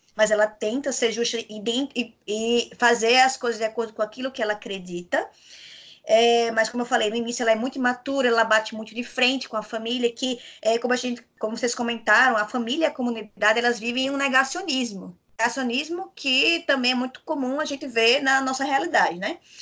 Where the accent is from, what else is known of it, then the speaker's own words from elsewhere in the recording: Rio Grande do Norte, Brazil; eu sou potiguar